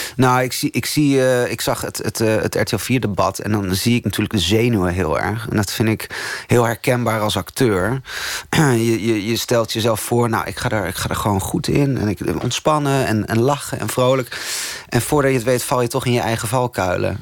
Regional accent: Tolbert, Groningen, Netherlands; moved away; Tolbert, waar ik opgegroeid ben, het kleine dorpje in Groningen

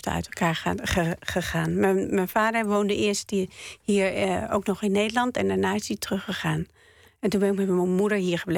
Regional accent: Northern District, Israel; Want ik kom uit het noorden van Israël en daar is het heel erg groen.

